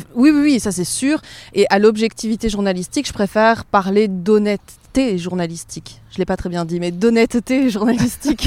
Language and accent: French; Provence-Alpes-Côte d'Azur, France; also born or lived in Schaerbeek, Brussels, Belgium; now in Brussels, Belgium; J'ai grandi, j'ai grandi en Provence